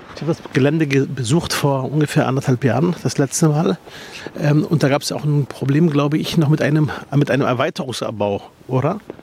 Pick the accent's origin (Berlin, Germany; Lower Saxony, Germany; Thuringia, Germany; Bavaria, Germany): Berlin, Germany; bei mir in meinem Heimatbezirk Spandau